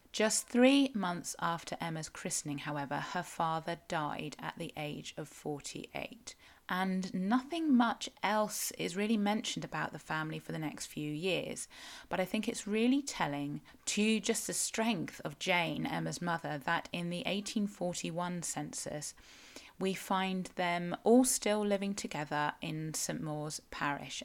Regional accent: Cornwall, South West England, United Kingdom; I am a Cornish writer

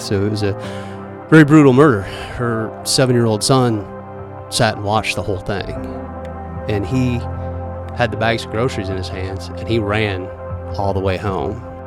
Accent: Northeast Iowa, United States; also born or lived in Fort Dodge, Iowa / Marion, Iowa; was born in Fort Dodge, Iowa. I was about four years old when we moved to Northeast Iowa

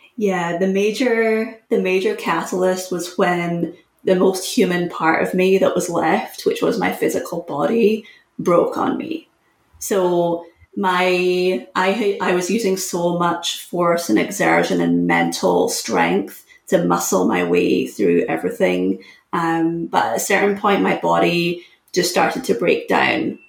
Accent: Scotland, United Kingdom; moved away as an adult; also born or lived in Syracuse, United States; I'm from Scotland, it's a small country, but I was competing for the national team

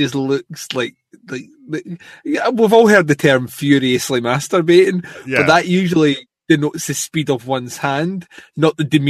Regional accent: United Kingdom

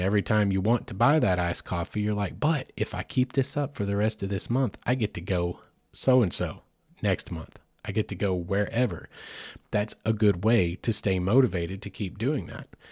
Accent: United States; as an American

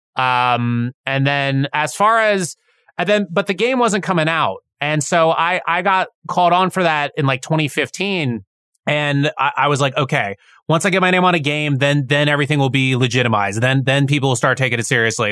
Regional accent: United States; as an American society

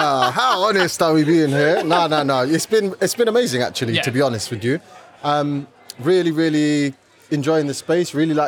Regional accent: London, United Kingdom; Yeah, I grew up in East London, born and raised East London for all my sins.

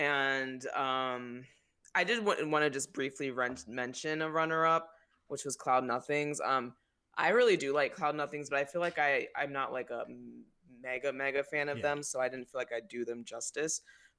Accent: Toledo, Ohio, United States; my hometown of Toledo, Ohio.

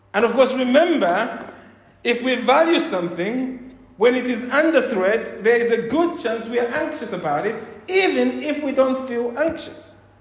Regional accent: Zambia; now in United Kingdom; me as a boy growing up in Zambia under a communist or socialist regime

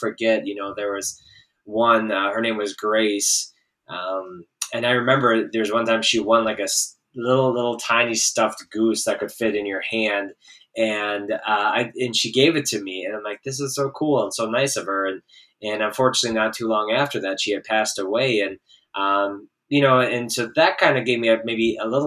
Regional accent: Columbus, Wisconsin, United States; also born or lived in Oshkosh, Wisconsin / Janesville, Wisconsin; now in Marshall, United States; I grew up in Columbus, Wisconsin, so just north of Madison a little bit. And that's where I was all the way through through high school.

